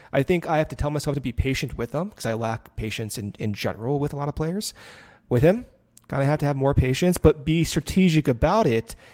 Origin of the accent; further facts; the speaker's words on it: Arizona, United States; moved away; I spent a lot of my growing up in Arizona